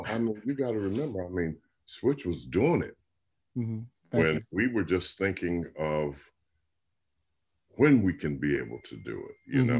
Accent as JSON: {"language": "English", "town": "Akron", "region": "Ohio", "country": "United States", "said": "we hail from Akron, Ohio."}